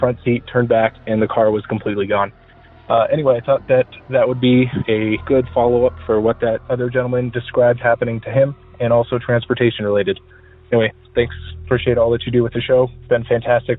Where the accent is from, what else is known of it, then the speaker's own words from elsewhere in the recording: Albuquerque, New Mexico, United States; I'm from Albuquerque, New Mexico